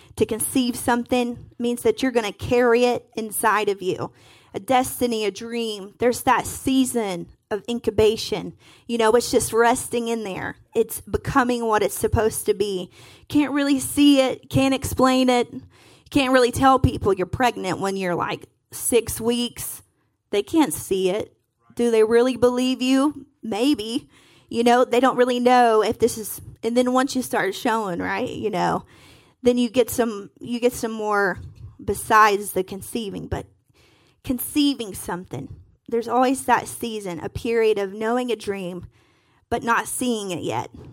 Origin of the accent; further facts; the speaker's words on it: Harlan County, Kentucky, United States; now in Bowling Green, United States; I'm from Harlan County, Kentucky. It's like southeast